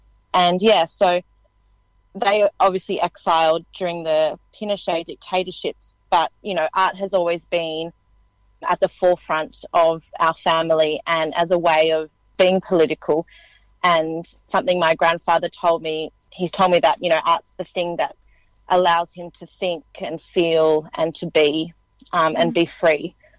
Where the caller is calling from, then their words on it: Fairfield, New South Wales, Australia; I'm actually in Fairfield on the lands of the Cabrigal people of the Darug Nation, which is actually quite a significant site, Fairfield.